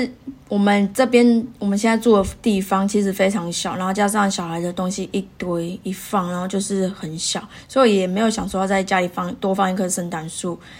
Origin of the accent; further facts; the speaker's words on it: Taiwan; moved away as an adult; now in Perth, Australia; 就像我们从小在台湾一样，